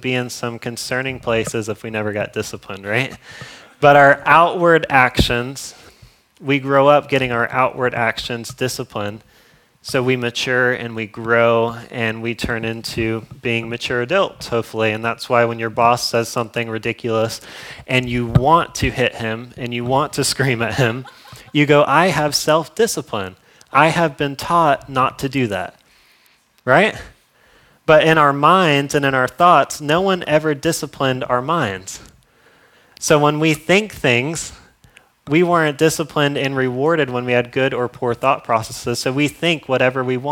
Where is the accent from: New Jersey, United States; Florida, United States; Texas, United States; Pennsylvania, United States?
Florida, United States; I'm from Florida. I don't know if you guys know that, but I'm from Florida